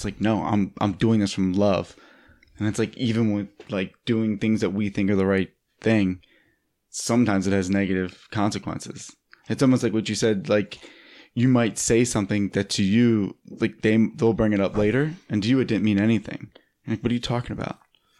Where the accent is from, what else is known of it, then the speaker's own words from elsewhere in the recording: East Coast, United States; now in Los Angeles, United States; and I'm from the East Coast and I live in LA now